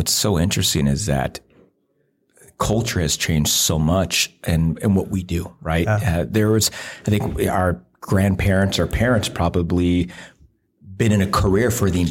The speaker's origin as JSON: {"language": "English", "country": "United States", "tie": "born or raised there", "said": "growing up in America"}